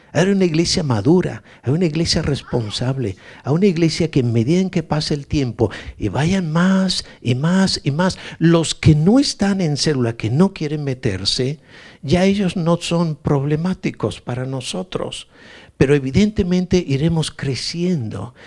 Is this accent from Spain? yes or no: yes; Galicia, Spain; soy gallego